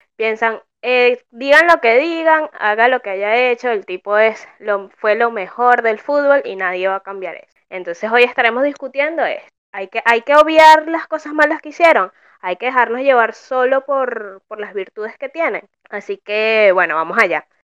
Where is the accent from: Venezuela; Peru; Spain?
Venezuela; now in Argentina; mis raíces venecas